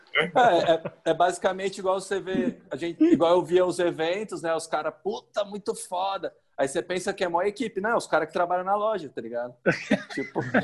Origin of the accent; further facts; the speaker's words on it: Cubatão, São Paulo, Brazil; moved away as an adult; now in Goiânia, Brazil; Eu sou de Cubatão e eh, tem seis anos que eu tô morando em Goiânia